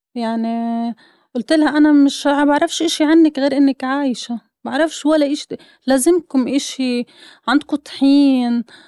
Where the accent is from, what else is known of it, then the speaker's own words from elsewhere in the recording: Gaza, Gaza Strip, Palestine; moved away; انا من غزة